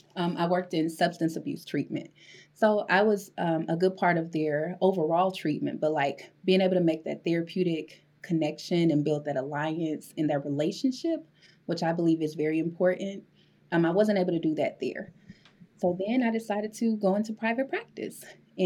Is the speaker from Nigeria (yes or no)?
no; Maywood, Illinois, United States; I grew up in Illinois, right outside, 10 minutes outside of the city.